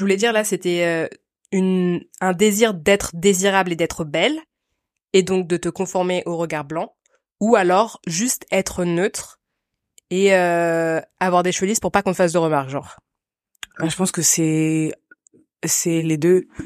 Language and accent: French; France; also born or lived in Côte d'Ivoire; je suis née en Côte d'Ivoire euh, à la fois euh, la famille qui était proche de moi géographiquement parlant c'était la famille ashkénaze euh, et euh, l'univers et dans lequel j'ai grandi en fait c'était la France